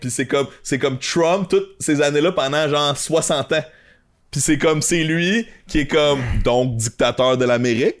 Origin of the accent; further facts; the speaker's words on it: Montreal, Quebec, Canada; accent: Québécois; mon accent québécois, tu je suis d'une famille bilingue